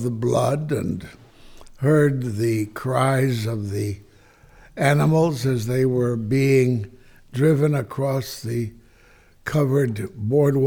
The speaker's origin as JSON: {"language": "English", "town": "Kansas City", "region": "Kansas", "country": "United States", "moved": "yes", "lives_now": "California, United States"}